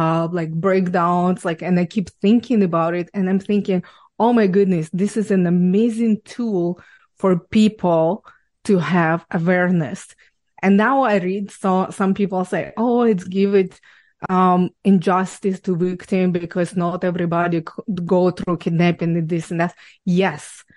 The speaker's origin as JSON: {"language": "English", "country": "Ukraine", "tie": "born or raised there", "second_language": "English", "moved": "as an adult", "lives_now": "Canada", "said": "I was born and raised in Ukraine"}